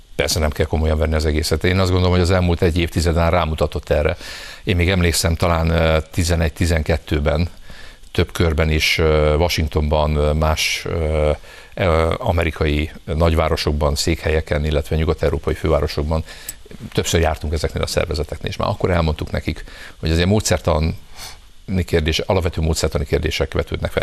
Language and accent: Hungarian; Hungary; mi meg magyarok vagyunk